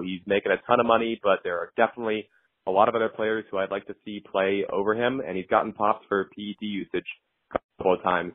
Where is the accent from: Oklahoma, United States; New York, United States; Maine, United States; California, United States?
Maine, United States; I grew up in Maine